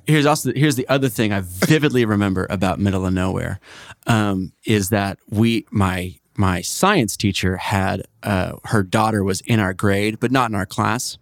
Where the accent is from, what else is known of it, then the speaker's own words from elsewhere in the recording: Oklahoma City, Oklahoma, United States; I'm from Oklahoma City